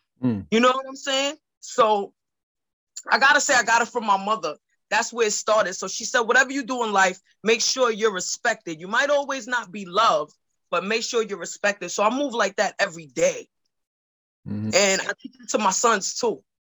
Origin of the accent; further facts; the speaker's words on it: New York, United States; I'm from Washington Heights. That's by Sugar Hill. You know, Little Dominican Republic, 181st, 182, 183, all that is my stomping grounds.